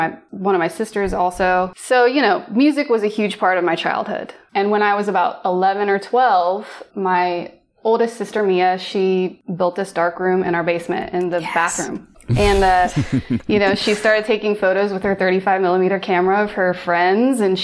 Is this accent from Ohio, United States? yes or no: yes; Ohio, United States; I am from Ohio